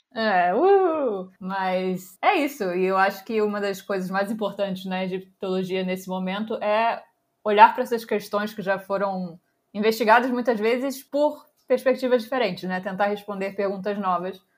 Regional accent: Rio de Janeiro, Brazil; moved away as an adult; also born or lived in Providence, Rhode Island; eu sou brasileira, nasci no Rio

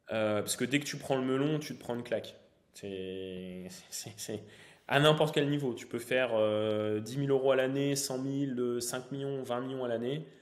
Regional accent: Valenciennes, Hauts-de-France, France; moved away as an adult; also born or lived in Lille / Troyes; je suis originaire donc, du Valenciennois, donc euh, Valenciennes-Lille

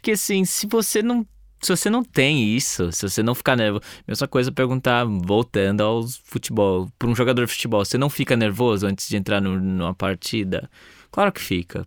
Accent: Brazil; como brasileiro

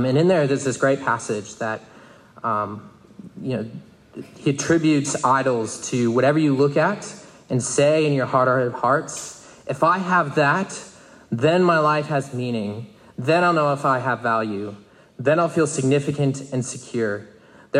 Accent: United States; I'm an American

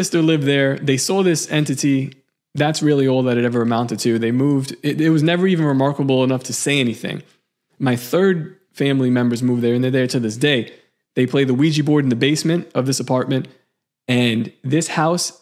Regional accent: New York City, New York, United States; the house that I was born in Seagate

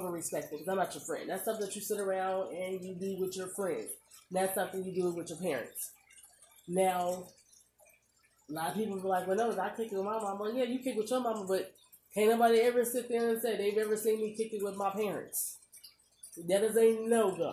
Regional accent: Omaha, Nebraska, United States; I'm from Omaha, Nebraska. Whether I move from Omaha, Nebraska to Timbuktu, I am still a native Omahaan

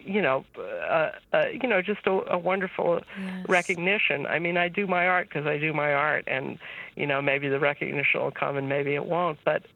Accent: New York City, New York, United States; moved away; I grew up in New York City

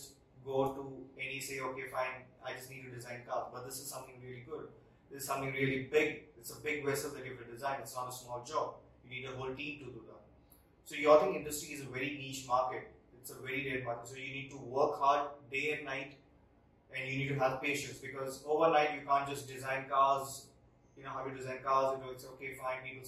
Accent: India; we as Indian designers

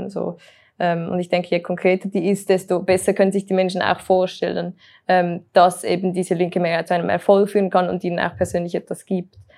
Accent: Uster, Zurich, Switzerland; als ich vor einem Monat in Uster war, das ist meine, äh, mein Heimatort

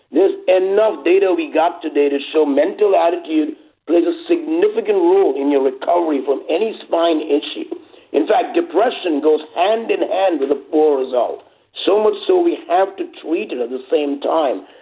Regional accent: India; moved away as an adult; also born or lived in England / New York / United States; now in Los Angeles, United States; And I grew up in India from the age of 10 to 27

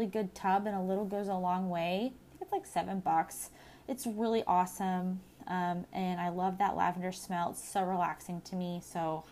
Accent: Southern California, United States; Growing up in Southern California, the desert heat and the eucalyptus trees

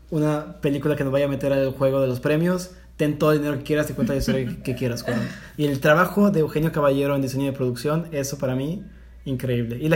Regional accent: Mexico; Porque soy mexicano.

